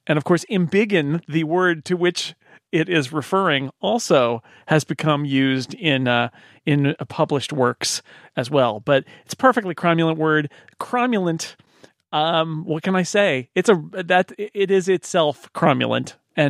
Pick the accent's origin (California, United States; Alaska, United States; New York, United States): New York, United States; Utica; The upstate New York. Yes. Well, I'm from Utica.